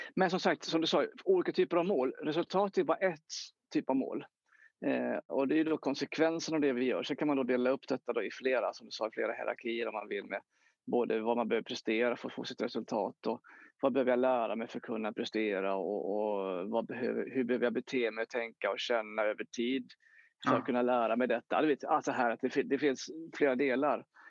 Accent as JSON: {"language": "Swedish", "town": "Jönköping", "region": "Jönköping County", "country": "Sweden", "tie": "born or raised there", "said": "jag växte upp eh, i Jönköping"}